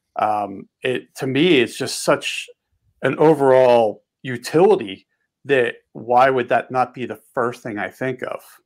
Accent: just outside of Philadelphia, Pennsylvania, United States; now in Montana, United States; I grew up on the East Coast and uh, just outside of Philly

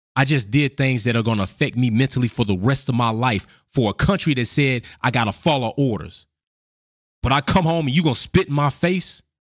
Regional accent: United States; I was born in the United States of America.

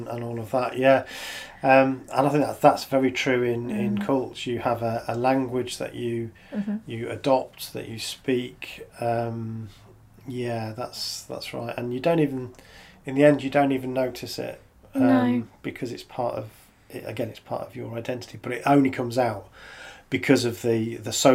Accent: United Kingdom; as British people

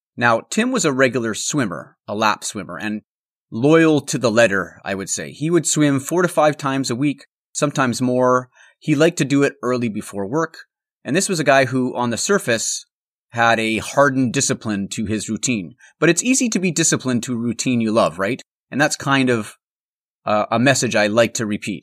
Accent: Altona, Manitoba, Canada; moved away; I'm recording on the road this week from my hometown of Altona, which is a small town in the heart of the Canadian prairies.

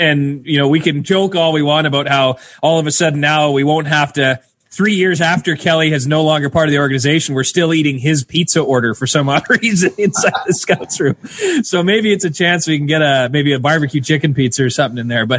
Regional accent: Boissevain, Manitoba, Canada; also born or lived in Neepawa, Manitoba; growing up in Neepawa and Boisevain

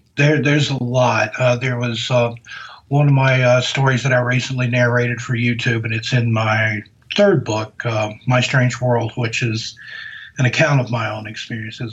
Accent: the South, United States; accent: Southern; from my voice, I'm from the South. I grew up down south

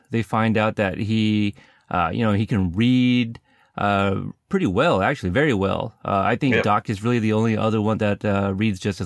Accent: West Coast, United States; I am from the West Coast

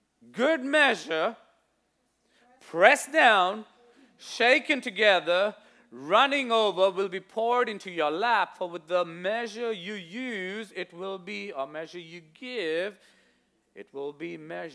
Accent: India; growing up in India, you see this quite a lot. If you've seen sometimes when I wear my Indian outfit, what you call a kameez, you know, the salwar kameez

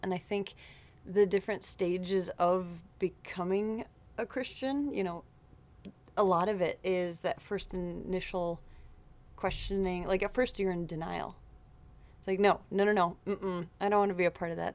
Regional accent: Wayzata, Minnesota, United States; born and raised in Wayzata, Minnesota

